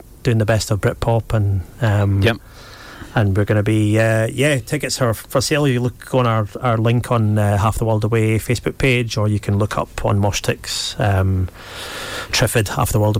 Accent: Peterhead, Scotland, United Kingdom; Aberdeenshire. Peterhead. Aberdeenshire. Very small, little, quaint little fishing village.

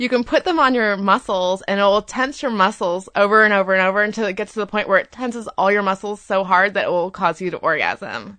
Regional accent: Florida, United States; I grew up in Florida

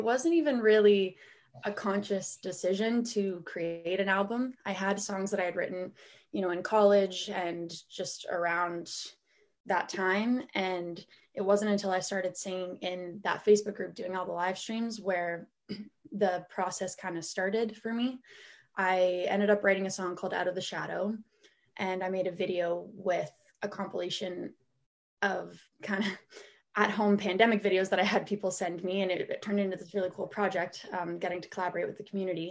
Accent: Guelph, Ontario, Canada; also born or lived in Toronto; I was born and raised in Guelph, Ontario

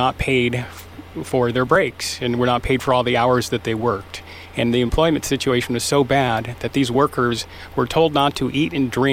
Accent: San Diego, California, United States; moved away as an adult; also born or lived in San Luis Obispo County, California; now in San Luis Obispo, United States; I grew up in San Diego.

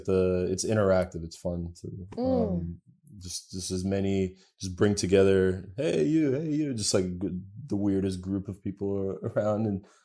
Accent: United States; also born or lived in Bulgaria; Yeah, I grew up in the States.

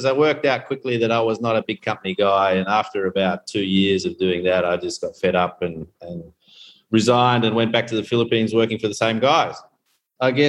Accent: Queensland, Australia; moved away as an adult; also born or lived in Canberra / South Korea / Hong Kong / Bali, Indonesia; now in Tanzania; I grew up in Queensland

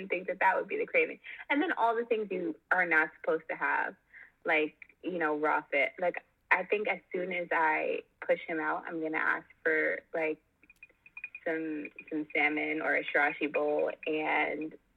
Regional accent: New York City, New York, United States; we're from Brooklyn

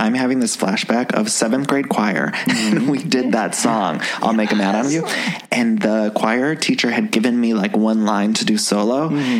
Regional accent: Solon, Ohio, United States; we're both Ohio boys.

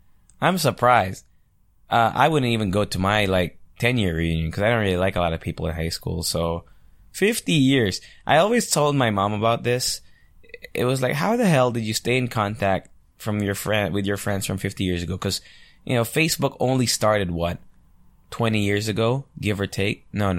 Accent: Angeles, Central Luzon, Philippines; because I'm from Angeles, right? So there was a nightclub called The Mansion before, which was a pretty hot spot when I was like 16 or 17 years old when I would vacation here.

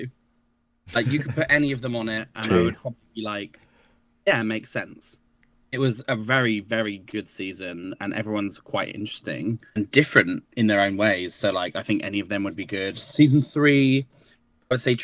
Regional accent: Brighton, South East England, United Kingdom; I'm from Brighton

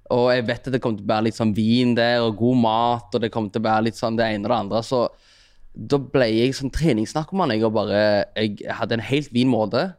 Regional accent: Stavanger, Rogaland, Norway; also born or lived in Eritrea; jeg kommer fra Storhaus, og det er liksom 10-15 minutter å gå til sentrum fra der jeg mm. bor

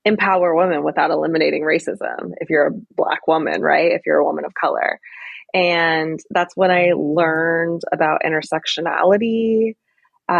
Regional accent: California, United States; moved away as an adult; also born or lived in Washington, D.C.; I'm originally from California

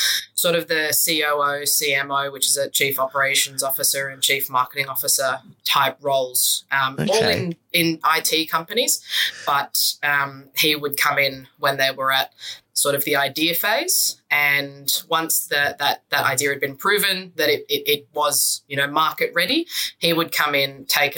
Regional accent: Sydney, New South Wales, Australia; I grew up in the North Shore in Sydney.

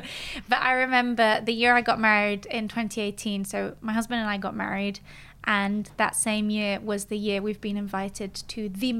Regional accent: Geneva, Switzerland; moved away as an adult; now in London, United Kingdom; I grew up in Geneva and I left Geneva when I was 18.

